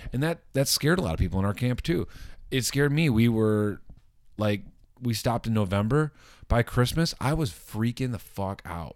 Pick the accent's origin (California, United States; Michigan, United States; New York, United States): Michigan, United States; Wayland; moved away as an adult; also born or lived in Los Angeles; Waylon, my hometown